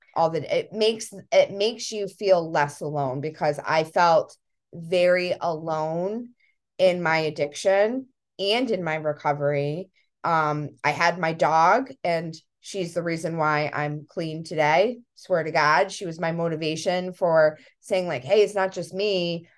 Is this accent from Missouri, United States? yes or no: no; Connecticut, United States; we're from Connecticut, by the way, we're in Connecticut.